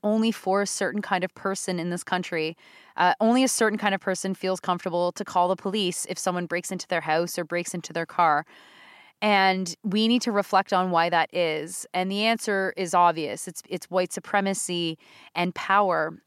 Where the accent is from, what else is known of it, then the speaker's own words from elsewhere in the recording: Southern Ontario, Canada; Southern Ontario perspective, Northern Ontario, if you think of the other side of my family, but of course I grew up in the South